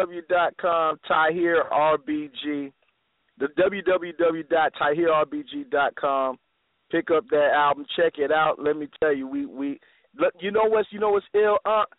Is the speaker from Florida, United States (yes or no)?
yes; Tallahassee, Florida, United States; moved away; I'm in Tallahassee with Sarasut and Seti. We going what? To my hometown.